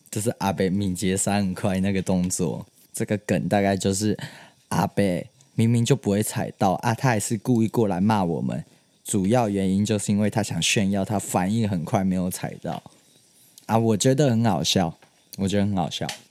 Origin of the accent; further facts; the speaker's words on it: Hsinchu, Taiwan; now in Taipei, Taiwan; 我在我新竹的家里，就是其实我身份证字号是 J 开头，不是新竹人